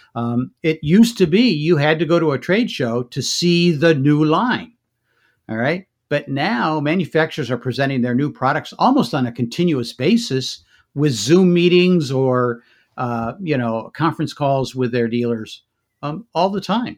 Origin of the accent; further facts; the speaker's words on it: Michigan, United States; moved away as an adult; also born or lived in New Jersey; I grew up in Michigan